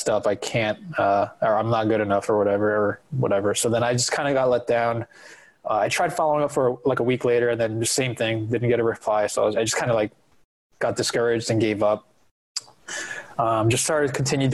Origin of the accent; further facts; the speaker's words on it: New Jersey, United States; I'm born and raised in New Jersey